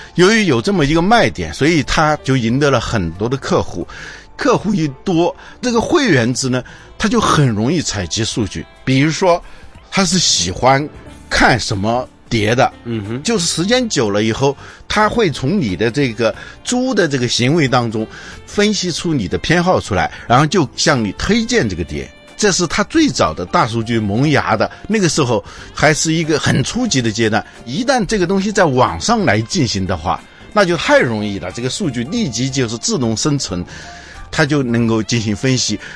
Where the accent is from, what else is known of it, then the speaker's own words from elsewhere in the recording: China; 我们中国人呢，是没怎么感受到录像带的